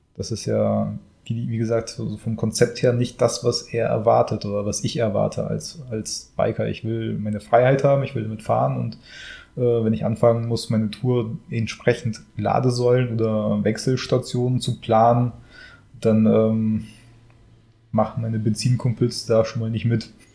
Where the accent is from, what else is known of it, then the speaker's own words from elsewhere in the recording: Germany; bei uns in Deutschland.